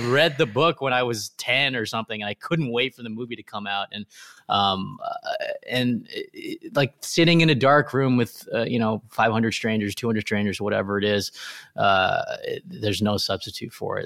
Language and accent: English; Riverside, California, United States; where I grew up in Riverside, California